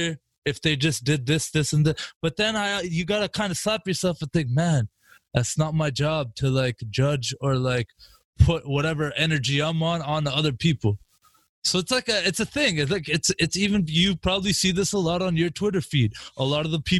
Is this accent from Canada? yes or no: yes; Canada; I'm from Canada